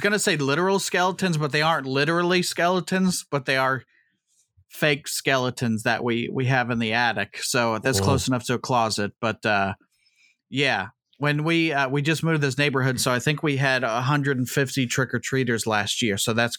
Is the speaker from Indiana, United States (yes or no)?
yes; Indianapolis, Indiana, United States; accent: Hoosier Twang; I'm from Indianapolis. Never left, and I'm going to die here, fellas.